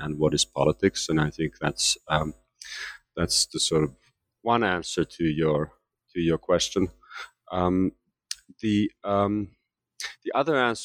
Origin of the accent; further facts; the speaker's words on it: Finland; moved away as an adult; also born or lived in United States / Canada / London, United Kingdom; now in Geneva, Switzerland; I am originally from Finland, and I left Finland to pursue graduate studies in the United States in the late 1980s